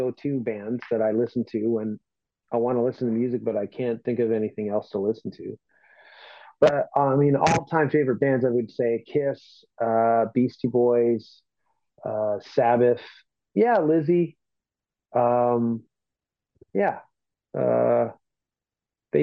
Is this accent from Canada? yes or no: yes; Toronto, Ontario, Canada; I'm from Toronto